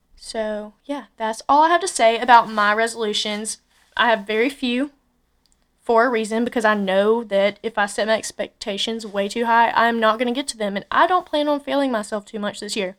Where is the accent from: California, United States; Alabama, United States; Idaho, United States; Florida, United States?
Alabama, United States; Andalusia; moved away as an adult; also born or lived in Tuscaloosa, Alabama; I'm from Andalusia, Alabama